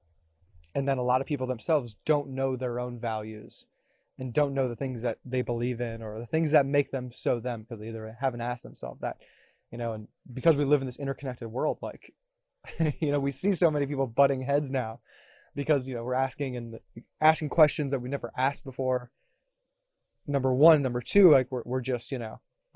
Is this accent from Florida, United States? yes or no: yes; Davie, Florida, United States; Davey, born and raised